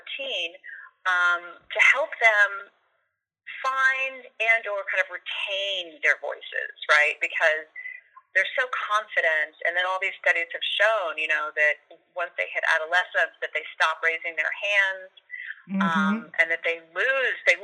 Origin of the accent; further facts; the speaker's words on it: Austin, Texas, United States; moved away as an adult; when I moved back to Austin, my hometown